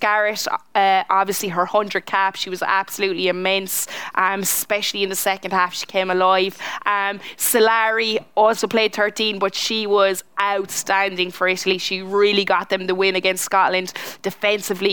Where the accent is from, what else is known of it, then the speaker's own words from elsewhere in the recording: Limerick, Munster, Ireland; accent: Limerick; in my Limerick accent